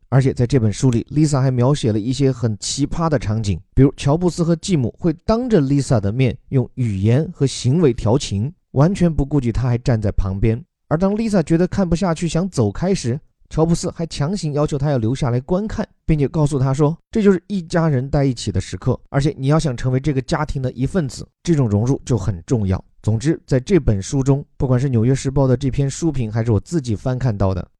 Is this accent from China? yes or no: yes; Chengdu, Sichuan, China; 我的家乡啊，成都 有三千多年的历史了